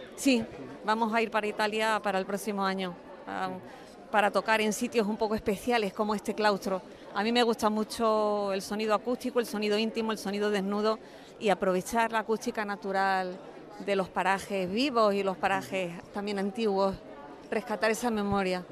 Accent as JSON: {"language": "Spanish", "town": "Cádiz", "region": "Andalusia", "country": "Spain", "moved": "yes", "lives_now": "Madrid, Spain", "said": "vivo en Madrid, aunque soy de Cádiz"}